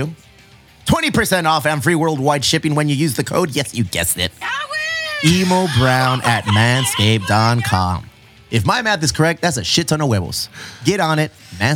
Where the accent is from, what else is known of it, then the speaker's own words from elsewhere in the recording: Mexico; I'm Mexican